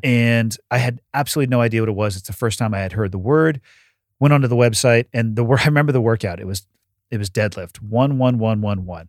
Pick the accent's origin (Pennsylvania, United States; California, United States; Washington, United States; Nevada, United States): California, United States; Santa Cruz; moved away; I'm born and raised in Santa Cruz